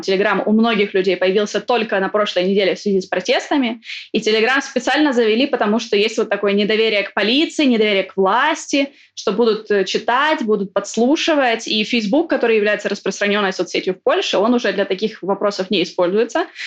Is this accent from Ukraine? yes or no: yes; Ukraine; moved away as an adult; now in Poland; там, где я родилась, родилась я в Украине